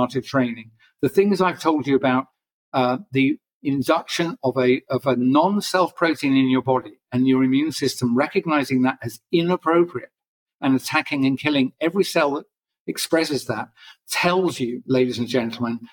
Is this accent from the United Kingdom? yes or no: yes; England, United Kingdom; I'm an English guy